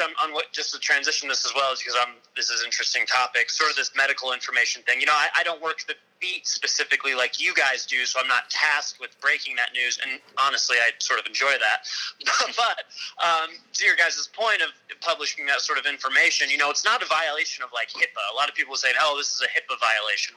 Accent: Colorado, United States; growing up in Colorado

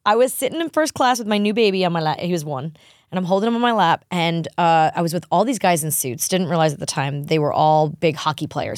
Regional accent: New York, United States; I'm from New York

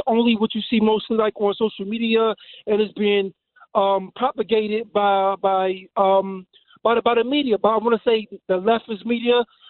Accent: Maryland, United States; coming from my community in Maryland

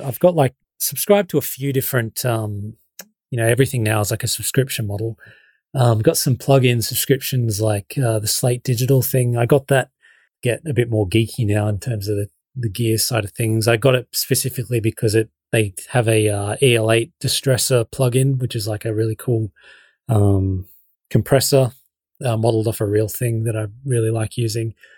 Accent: Shepparton, Victoria, Australia; I'm still living in my hometown. Like, I haven't moved to L A.

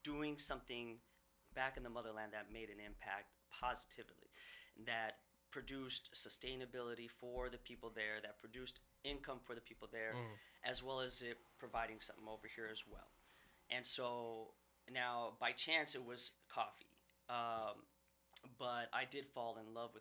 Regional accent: Seattle, Washington, United States; also born or lived in Saudi Arabia; I grew up in West Seattle, and, you know, elementary, middle school, high school

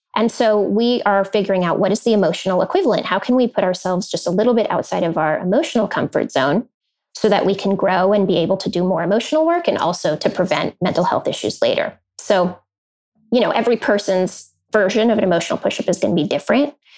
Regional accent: Silicon Valley, California, United States; I grew up in Silicon Valley

